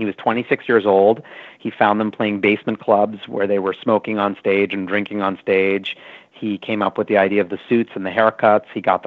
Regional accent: New York City, New York, United States; I grew up in New York City, and I'm of Indian origin

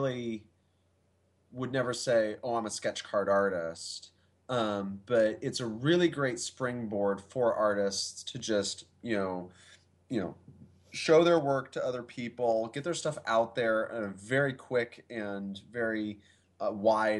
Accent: Kansas, United States; moved away as an adult; now in Michigan, United States; I was raised in Kansas

